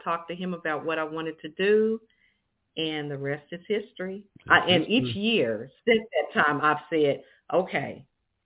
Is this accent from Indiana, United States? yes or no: yes; Indianapolis, Indiana, United States; Born and raised in Indianapolis, Indiana